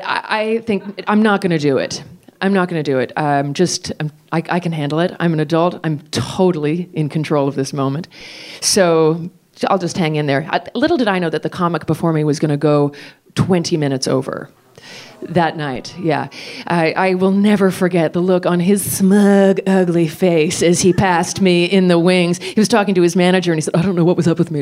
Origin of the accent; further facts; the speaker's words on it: United States; I'm American